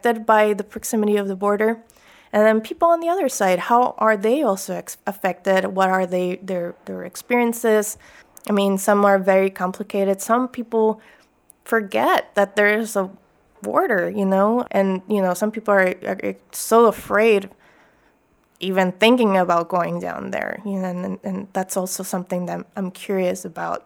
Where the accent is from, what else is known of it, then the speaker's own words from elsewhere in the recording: Chula Vista, California, United States; also born or lived in Tijuana, Mexico; growing up in Chula Vista and Tijuana.